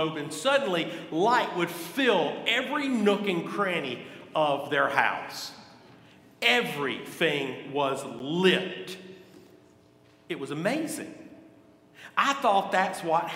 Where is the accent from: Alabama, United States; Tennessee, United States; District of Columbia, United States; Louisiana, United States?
Alabama, United States; Gadsden; I grew up in Gadsden